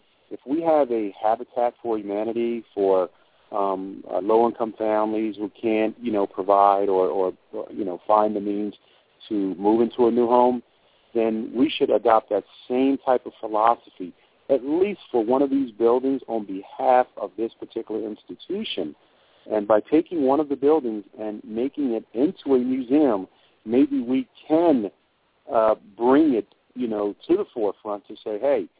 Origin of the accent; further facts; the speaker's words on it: Trenton, New Jersey, United States; growing up in Trenton